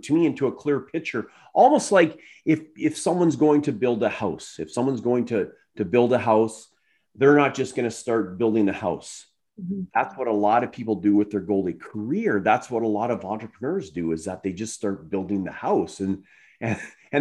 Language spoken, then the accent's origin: English; Ontario, Canada; I'm actually from Ontario originally